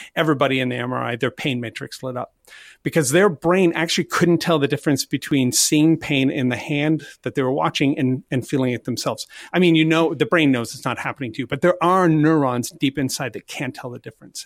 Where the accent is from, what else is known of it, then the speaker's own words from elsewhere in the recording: Canada; I'm Canadian